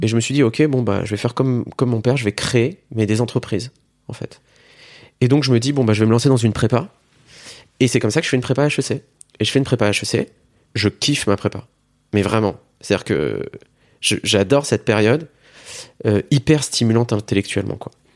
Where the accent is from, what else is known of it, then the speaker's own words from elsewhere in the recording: Metz, Grand Est, France; Je suis originaire de Metz